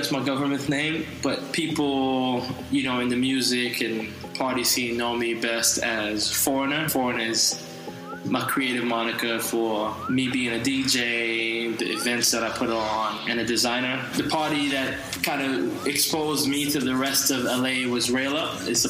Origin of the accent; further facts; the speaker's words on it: Venezuela; also born or lived in New York City, United States; exploring some of the things that are much closer to my identity as Trinidadian man. Raised in Venezuela and New York City.